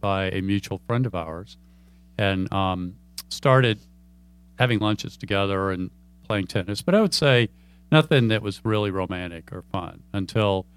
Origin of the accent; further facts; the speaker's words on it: Atlanta, Georgia, United States; moved away as an adult; also born or lived in Chapel Hill; I was from Atlanta